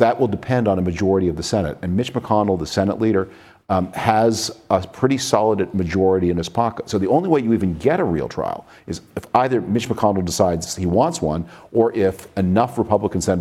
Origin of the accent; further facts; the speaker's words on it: Toronto, Ontario, Canada; moved away; I grew up in Toronto that was a very pleasant Canadian city